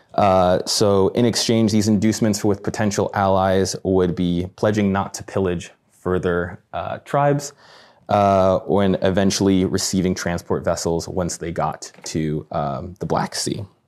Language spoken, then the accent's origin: English; Midwest, United States; I'm from the Midwest